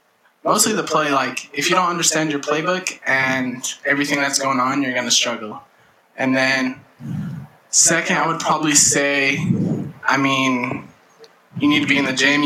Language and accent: English; Ogden, Utah, United States; I mean, yeah, I'm from Ogden, you know, one of the greatest places on this earth. Beautiful, beautiful city.